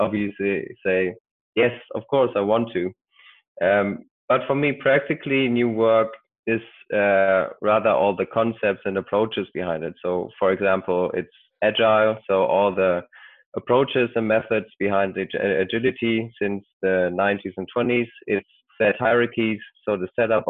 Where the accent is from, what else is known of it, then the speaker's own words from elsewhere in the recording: Germany; I'm from Germany